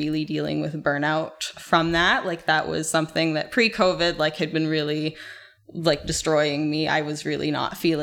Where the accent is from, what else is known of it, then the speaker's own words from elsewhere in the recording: Calgary, Alberta, Canada; I grew up in Calgary.